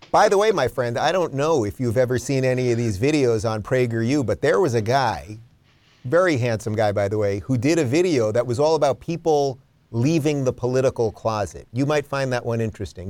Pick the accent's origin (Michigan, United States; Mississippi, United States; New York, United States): New York, United States; I come from New York.